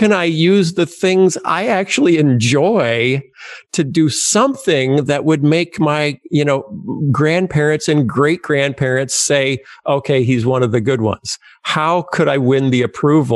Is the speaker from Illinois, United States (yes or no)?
yes; Wheaton, Illinois, United States; also born or lived in Muscatine, Iowa / Chicago, Illinois; I grew up in Wheaton, Illinois, and after we left Muscatine, Iowa.